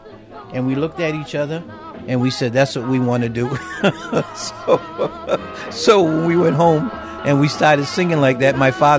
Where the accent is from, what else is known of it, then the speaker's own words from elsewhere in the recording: Massachusetts, United States; also born or lived in Waterbury, Connecticut; So I was born in Waterbury, but moved right away to Massachusetts.